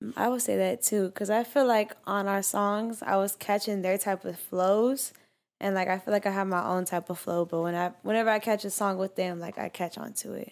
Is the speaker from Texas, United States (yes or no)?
yes; Houston, Texas, United States; I'm from Houston